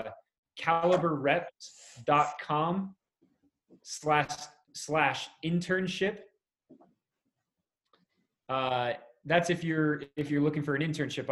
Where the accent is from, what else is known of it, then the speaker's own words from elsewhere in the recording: Middletown, New York, United States; moved away as an adult; I grew up in New York. I grew up in Middletown, New York, Orange County. So I lived there till I was 18, graduated high school.